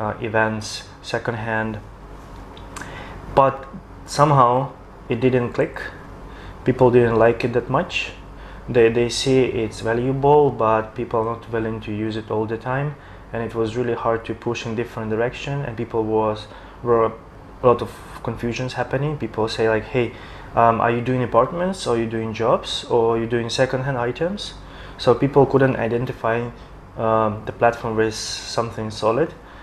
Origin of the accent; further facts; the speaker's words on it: Ukraine; now in Shanghai, China; back in my country, I'm from Ukraine